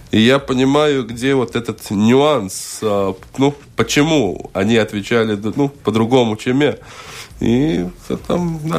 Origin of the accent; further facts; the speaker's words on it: Riga, Latvia; Да, да, я из Пардаугова.